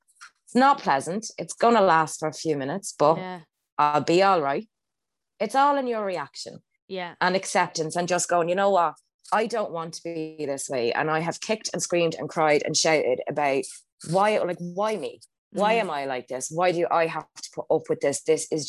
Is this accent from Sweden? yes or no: no; Australia; I'm so Australian. That's so embarrassing.